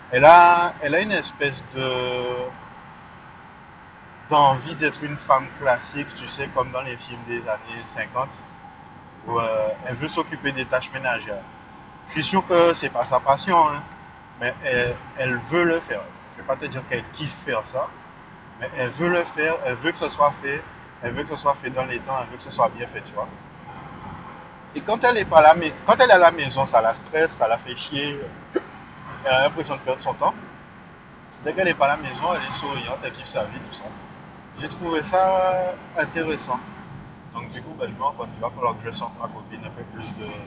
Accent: Guadeloupe; moved away; Ouais, donc euh, cette chanson-là, ça parle du fait que ouais, euh, j'ai quitté la Guadeloupe. J'ai pas quitté la Guadeloupe euh, parce que je la suis ou pas, mais

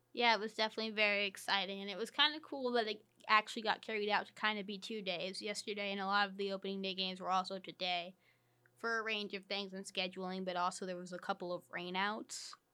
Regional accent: New York, United States; I grew up in New York

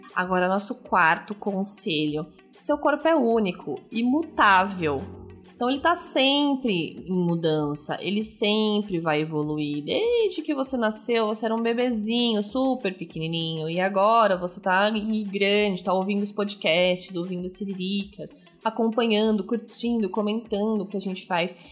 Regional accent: São Paulo, Brazil; na minha adolescência, eu tive o privilégio da minha mãe conseguir uma vaga para mim numa escola estadual no bairro do Tatuapé, na zona leste de São Paulo

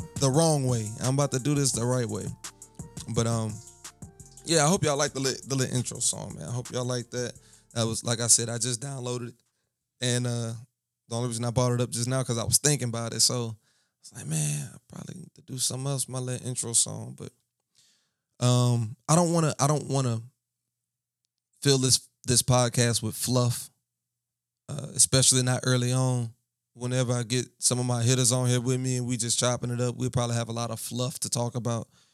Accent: Baton Rouge, Louisiana, United States; I am from Baton Rouge

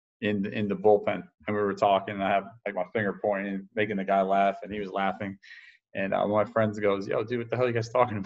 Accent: New York City, New York, United States; now in Tampa, United States; I'm from a small town up north called New York City. I don't know if you guys ever heard of it. Population's about like 8 million or something like that. In my town, I grew up in Queens.

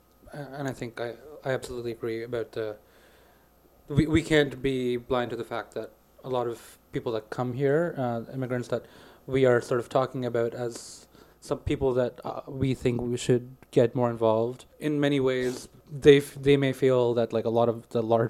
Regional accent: Canada; I think in many ways, we consider ourselves equally as Canadian. And I think that in itself is what makes Canada so unique.

